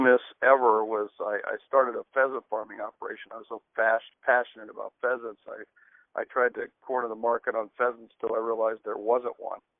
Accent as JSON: {"language": "English", "region": "Georgia", "country": "United States", "tie": "born or raised there", "also_born_or_lived": "West Virginia / South Dakota", "said": "So I was born in West Virginia. We lived in Georgia most of my young life. And then finally we moved to South Dakota twice. And finally I ended up going to high school in South Dakota."}